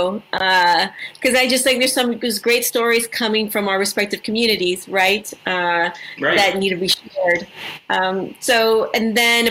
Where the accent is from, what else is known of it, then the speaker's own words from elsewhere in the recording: Edinburg, Texas, United States; moved away as an adult; now in Los Angeles, United States; So I'm Mexican-American. I grew up in a small town in South Texas called Edinburgh.